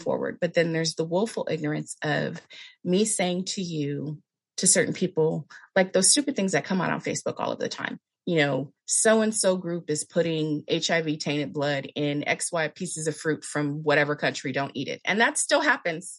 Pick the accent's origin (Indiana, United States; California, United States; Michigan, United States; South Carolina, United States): California, United States; now in Palm Springs, United States; I am in Palm Springs, California. California girl my entire life. I moved to Palm Springs a couple years ago